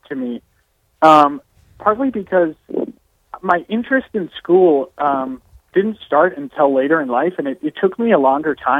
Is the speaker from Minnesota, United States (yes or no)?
yes; Crosby, Minnesota, United States; born and raised in Crosby, Minnesota, town of about 2,000